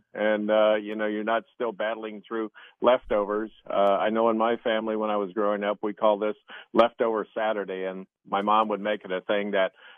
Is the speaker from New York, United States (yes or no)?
no; Ohio, United States; the little town I grew up in Ohio